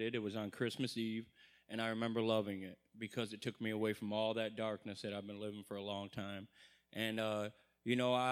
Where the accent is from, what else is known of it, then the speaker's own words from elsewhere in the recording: Monroe, Michigan, United States; I'm from Monroe, Michigan.